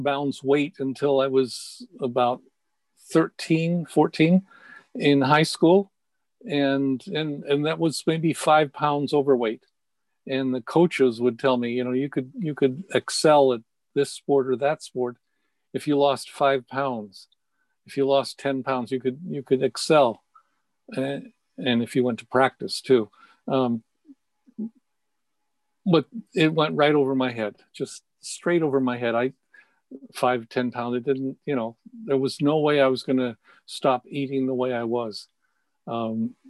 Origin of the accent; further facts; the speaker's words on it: San Francisco, California, United States; I was raised in San Francisco.